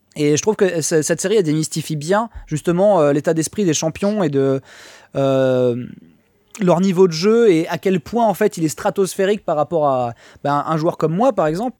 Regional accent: Niort, Nouvelle-Aquitaine, France; je suis de Niort, à la base

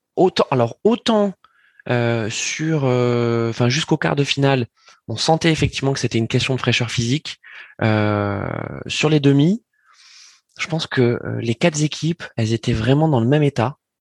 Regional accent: France; on est français

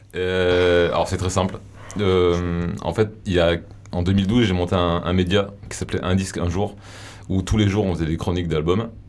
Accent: Avignon, Provence-Alpes-Côte d'Azur, France; je viens du, d'Avignon

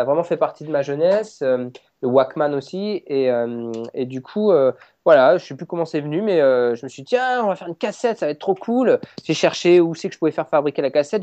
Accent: France; on est français, c'est, on est fiers de l'être

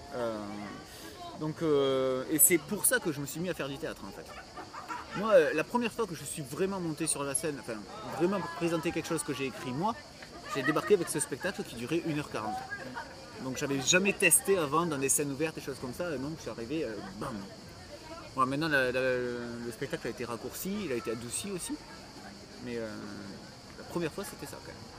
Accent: Montpellier, Occitania, France; je viens de Montpellier

